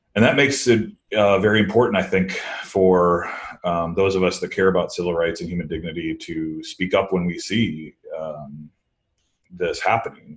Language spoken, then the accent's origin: English; Midwest, United States; now in East Coast, United States; I grew up in the Midwest